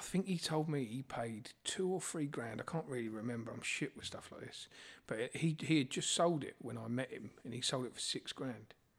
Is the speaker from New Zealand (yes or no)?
no; Borehamwood, East of England, United Kingdom; I grew up in Borehamwood